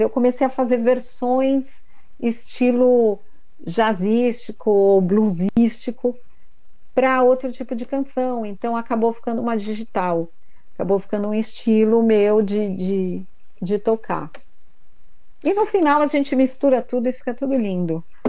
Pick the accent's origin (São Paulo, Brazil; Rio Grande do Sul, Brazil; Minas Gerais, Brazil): São Paulo, Brazil; moved away as an adult; now in Indaiatuba, Brazil; Mas eu sou paulistana da Gema, vim morar aqui faz um ano e meio